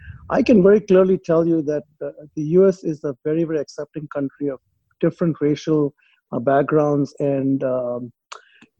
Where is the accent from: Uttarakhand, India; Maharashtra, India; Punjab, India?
Maharashtra, India; Mumbai; moved away as an adult; also born or lived in Chennai, India / United Kingdom; now in Dallas-Fort Worth, United States; I was born and raised in India, in Bombay